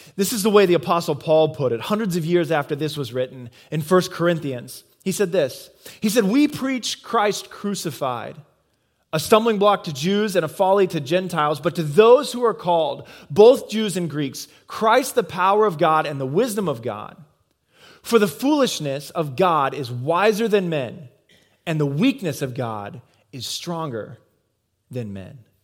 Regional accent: Midwest, United States; moved away; I come from the Midwest

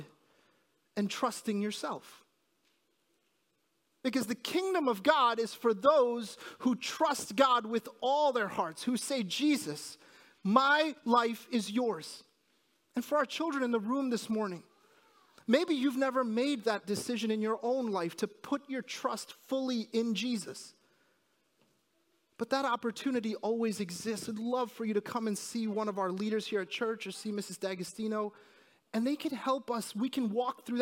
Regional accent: New Jersey, United States; moved away; also born or lived in New York; I was born in New Jersey and, I'm sorry, in New York, and I lived in New Jersey most of my life

